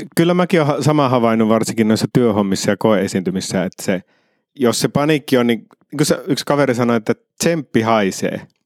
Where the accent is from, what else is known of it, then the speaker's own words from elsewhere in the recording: Iisalmi, North Savo, Finland; moved away; also born or lived in Helsinki; mä oon Iisalmesta, niin Iisalme on erilainen